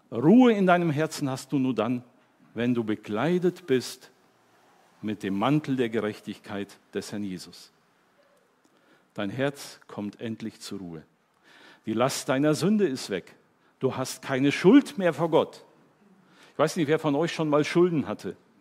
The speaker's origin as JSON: {"language": "German", "country": "Germany", "said": "ich bin Deutscher"}